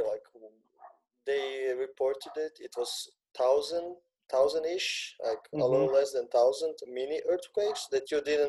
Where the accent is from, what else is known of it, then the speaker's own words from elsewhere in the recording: Zagreb, City of Zagreb, Croatia; I live in a small village, let's say, outside of the city. The city being Zagreb, it's the capital city of Croatia.